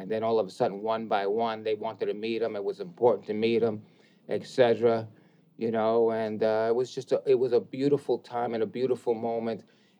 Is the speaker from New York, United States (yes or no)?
yes; New York City, New York, United States; Growing up in the Bronx, you go to places and it was like, know your place, especially being a minority or a man of color